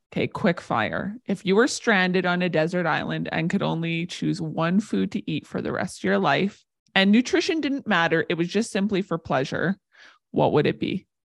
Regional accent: Warman, Saskatchewan, Canada; I grew up outside of Warman

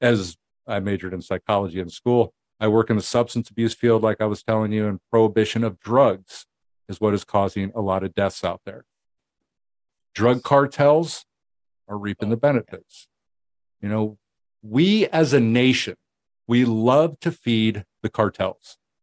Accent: United States; I'm an American

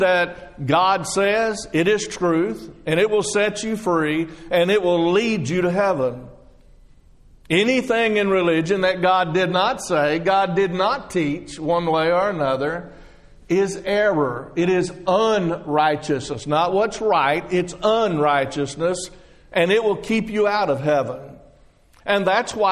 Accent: Texas, United States; now in Florida, United States; I'm not from Florida. I just live there. I'm from Texas.

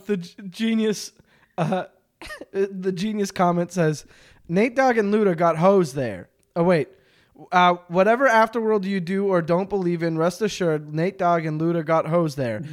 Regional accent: Quebec, Canada; I'm from Quebec

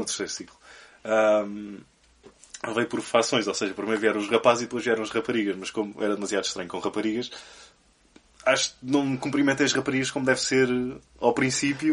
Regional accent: Évora, Alentejo, Portugal; eu cresci em Évora

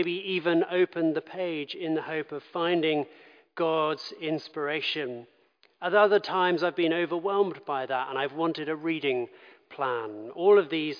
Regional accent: London, United Kingdom; I grew up in London

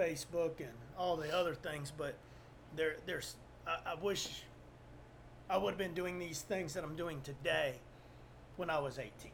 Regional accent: South Texas, United States; I'm from South Texas

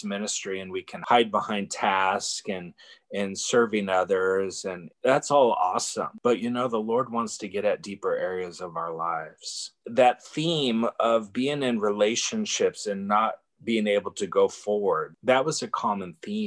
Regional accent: Bay Area, California, United States; I'm from the Bay Area, and I moved back to the Bay Area

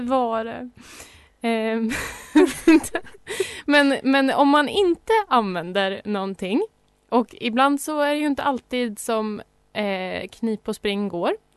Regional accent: Sandviken, Gävleborg County, Sweden; moved away; jag är ju från Sandviken. Där cyklar man.

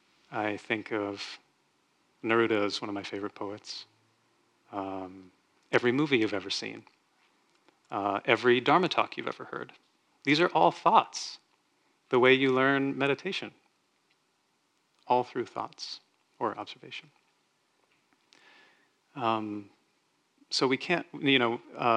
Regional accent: Texas, United States; I grew up in Texas where that was a thing that people did.

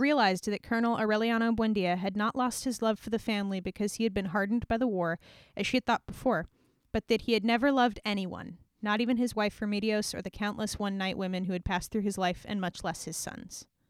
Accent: Hawaii, United States; we grew up in Hawaii

